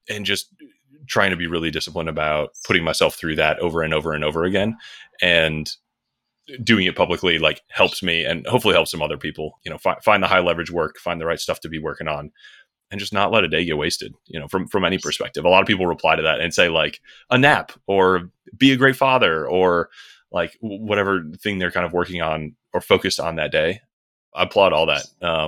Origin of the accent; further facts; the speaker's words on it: Michigan, United States; I grew up just outside Detroit in Michigan. Grew up in kind of a small business family